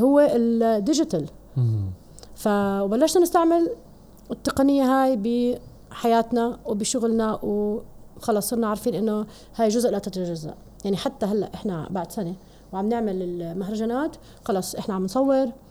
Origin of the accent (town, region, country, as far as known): Jordan